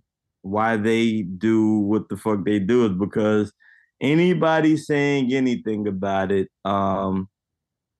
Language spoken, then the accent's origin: English; United States; being Black in America, being born American Black